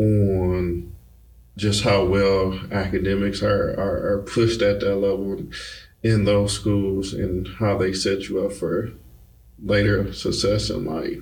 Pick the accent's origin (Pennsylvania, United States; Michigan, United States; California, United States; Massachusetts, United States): Michigan, United States; Detroit; moved away as an adult; also born or lived in Baltimore; we're moving from Michigan out of Detroit. So I actually lived in Baltimore for a little bit.